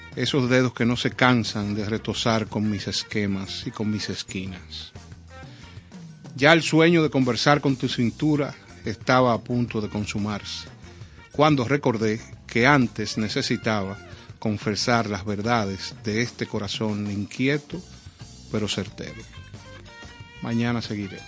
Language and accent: Spanish; Dominican Republic; nosotros como dominicanos